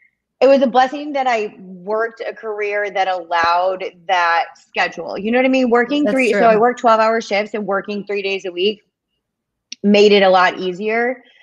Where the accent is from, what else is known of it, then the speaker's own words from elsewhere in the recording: Detroit, Michigan, United States; moved away; I'm from Detroit. We didn't have cheerleaders growing up. They do now that I'm gone.